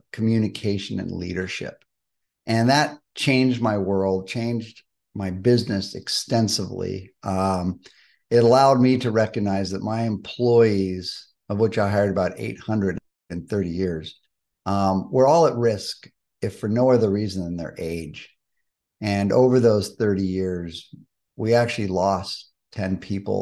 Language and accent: English; Malibu, California, United States; I was born and raised in Malibu.